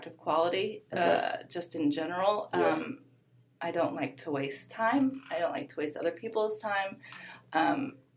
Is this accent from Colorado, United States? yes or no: yes; Colorado, United States; moved away as an adult; also born or lived in Seattle, Washington; now in Los Angeles, United States; I grew up in Colorado